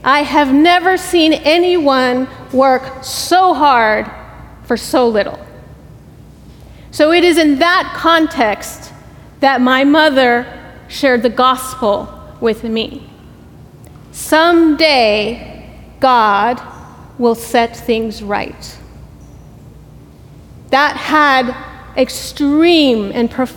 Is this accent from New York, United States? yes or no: no; Laredo, Texas, United States; moved away; I am originally from Laredo, Texas, if any of you all are familiar with Laredo. I grew up on the border